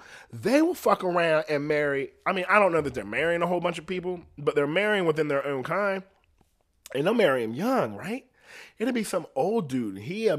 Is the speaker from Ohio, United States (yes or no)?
yes; Ohio, United States; I'm from Ohio. People be living out in the country and self-sustained.